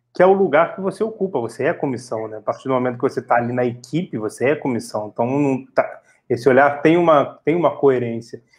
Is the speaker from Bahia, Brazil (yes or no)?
no; Rio de Janeiro, Brazil; nós dois somos do Rio de Janeiro